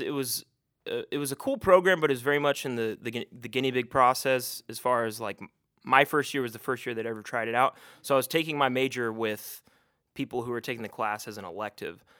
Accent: Chattanooga, Tennessee, United States; my hometown

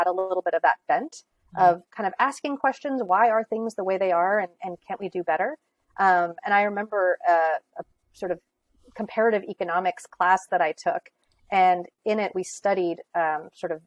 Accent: California, United States; also born or lived in Greenwich, Connecticut; now in Connecticut, United States; I grew up in California

